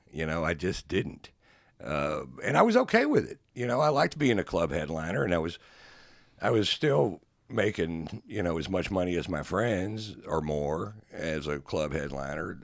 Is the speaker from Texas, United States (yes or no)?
yes; Texas, United States; I was born and raised here, and, and, you know, if people ask me if I'm a Texan, I tell them I'm a Texan